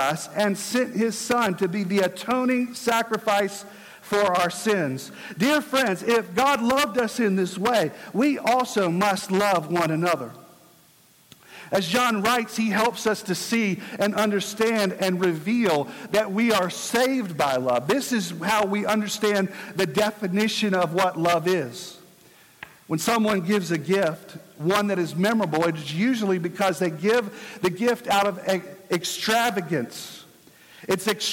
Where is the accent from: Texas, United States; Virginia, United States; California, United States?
Virginia, United States; my home state, Virginia